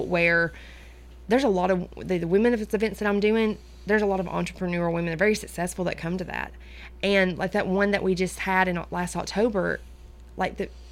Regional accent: Centertown, Tennessee, United States; also born or lived in Woodbury, Tennessee; I am from Center Town

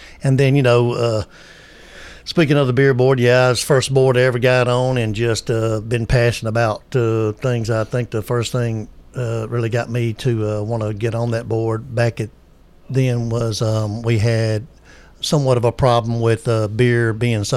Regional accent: Murfreesboro, Tennessee, United States; I've born and raised in Murfreesboro. I've been here all my life

